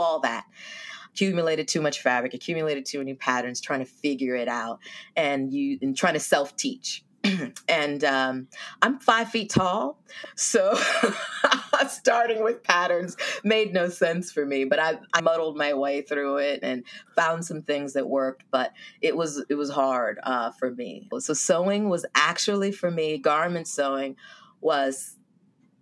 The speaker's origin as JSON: {"language": "English", "area": "Silicon Valley", "region": "California", "country": "United States", "tie": "born or raised there", "also_born_or_lived": "Washington, D.C.", "moved": "as an adult", "said": "I'm a Californian, born and raised in Silicon Valley, and I moved to D.C."}